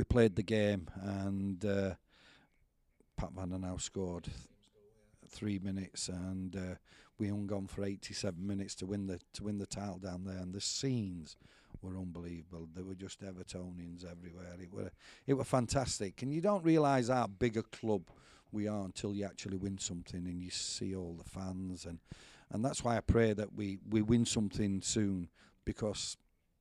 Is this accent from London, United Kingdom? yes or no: no; Yorkshire and the Humber, United Kingdom; moved away as an adult; Being a Yorkshire lad